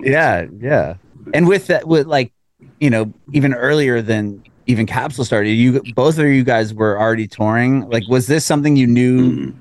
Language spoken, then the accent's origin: English; San Diego, California, United States; moved away as an adult; now in Nashville, United States; I'm from San Diego, but I moved to Nashville